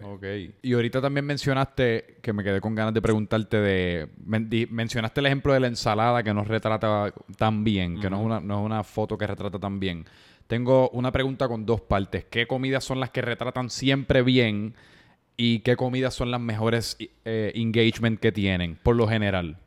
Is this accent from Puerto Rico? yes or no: yes; Puerto Rico; la comida que me identifica como puertorriqueño localmente